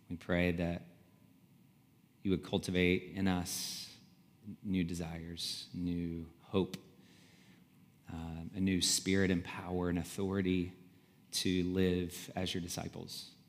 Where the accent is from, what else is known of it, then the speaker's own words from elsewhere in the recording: the South, United States; So we're from the South, and Alex Murdaugh was uh, from this powerful family of lawyers in the low country of South Carolina.